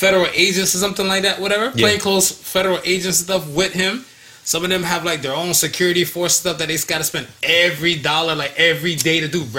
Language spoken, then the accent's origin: English; United States; I grew up in America.